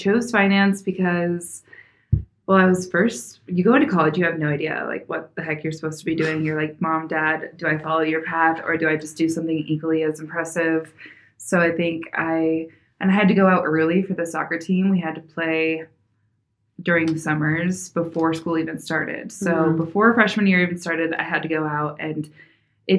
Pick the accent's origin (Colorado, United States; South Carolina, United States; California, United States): Colorado, United States; also born or lived in Phoenix, Arizona; I was born and raised in Colorado